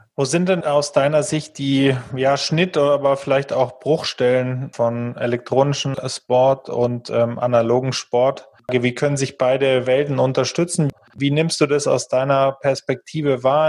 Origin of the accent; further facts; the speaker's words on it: Germany; wir vielleicht auch als Deutsche